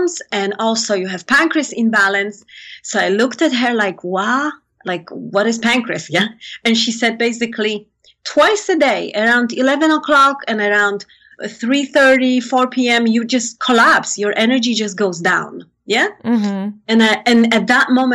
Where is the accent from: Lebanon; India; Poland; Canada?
Poland; moved away; I come from Poland